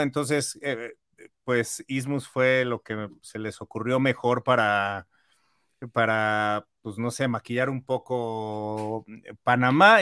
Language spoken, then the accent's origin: Spanish; Mexico; muy simbólica para los mexicanos, porque es la primera vez que James Bond visita nuestra tierra